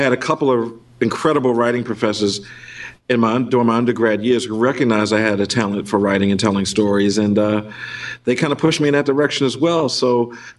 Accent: Baltimore, Maryland, United States; I spent a lot of time at my at the many comic book stores in my hometown of Baltimore

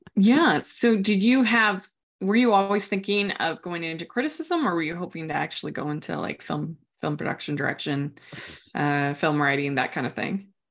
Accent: Maryland, United States; I grew up in Maryland

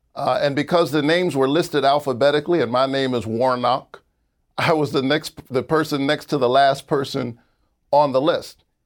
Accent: Savannah, Georgia, United States; also born or lived in Atlanta, Georgia; I grew up in Savannah, Georgia

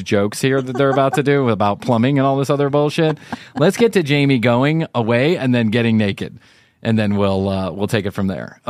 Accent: United States; now in United Kingdom; I'm American

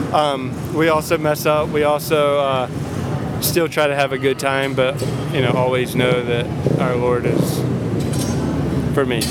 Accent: North Carolina, United States; moved away as an adult; also born or lived in Costa Mesa, California; now in California, United States; that's just where I'm from, I'm from the South

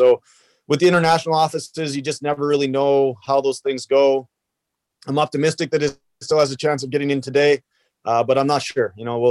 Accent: Canada; So, you know, definitely take pride in being Canadian. You know, it's one of those things where, you know, you gotta be prideful of where you come from.

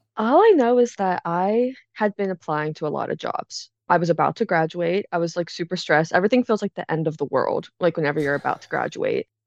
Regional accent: Pittsburgh, Pennsylvania, United States; also born or lived in Philadelphia, Pennsylvania; I'm from Pittsburgh, Pennsylvania

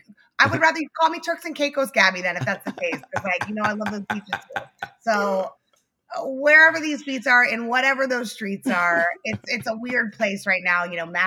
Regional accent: New York City, New York, United States; I am a New Yorker through and through. I have not moved to California.

